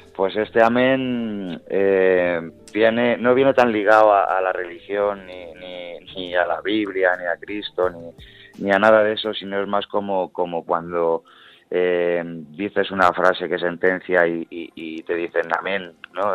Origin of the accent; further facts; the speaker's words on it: Madrid, Community of Madrid, Spain; Todo lo que yo hablo creo que, que, es, muy madrileño y se nota mucho de donde soy